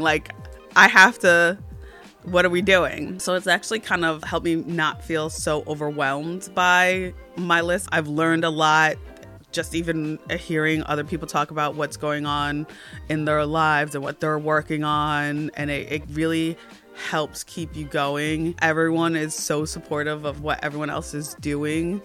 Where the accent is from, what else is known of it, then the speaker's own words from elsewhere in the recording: New Jersey, United States; I'm from New Jersey and I am a creative